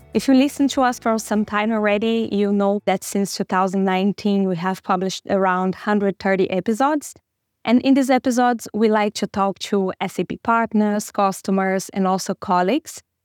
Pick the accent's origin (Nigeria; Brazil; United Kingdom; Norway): Brazil; moved away as an adult; now in Germany; I came from Brazil, and I moved to Germany like two and a half years ago